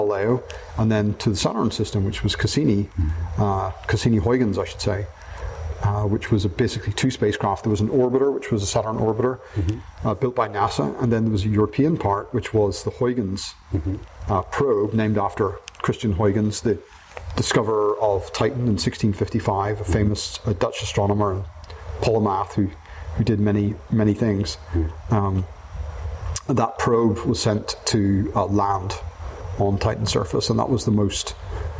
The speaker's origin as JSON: {"language": "English", "town": "Belfast", "region": "Northern Ireland", "country": "United Kingdom", "tie": "born or raised there", "also_born_or_lived": "Manchester, United Kingdom", "moved": "as an adult", "lives_now": "United States", "said": "I grew up in Northern Ireland, in Belfast"}